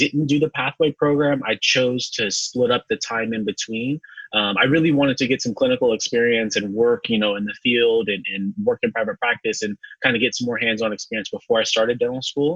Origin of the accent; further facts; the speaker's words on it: San Francisco, California, United States; now in Los Angeles, United States; Born and raised in San Francisco, California.